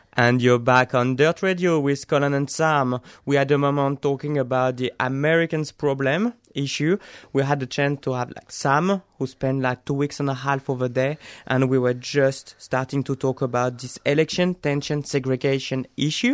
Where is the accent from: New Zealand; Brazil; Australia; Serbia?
Australia; as an Australian